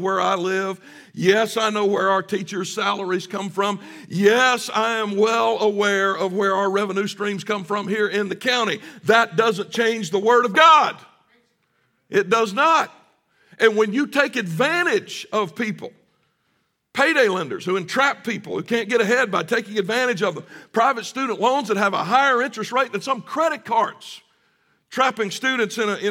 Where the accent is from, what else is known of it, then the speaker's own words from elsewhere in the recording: the South, United States; growing up in the South